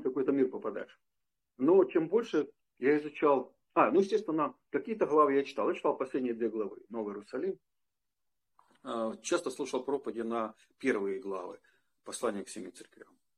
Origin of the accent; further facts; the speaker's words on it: Donetsk, Donetsk Oblast, Ukraine; moved away as an adult; also born or lived in Prokhladny, Kabardino-Balkaria, Russia; в городе Донецке, это мой родной город, я из Донецка